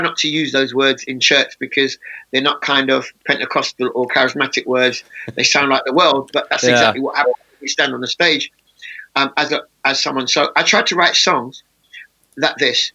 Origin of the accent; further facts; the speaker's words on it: England, United Kingdom; the way I speak is because I was born in England.